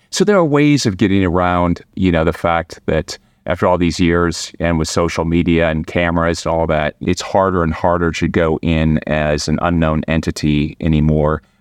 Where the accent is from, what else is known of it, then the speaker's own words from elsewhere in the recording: Midwest, United States; now in Washington, D.C., United States; am from the Midwest.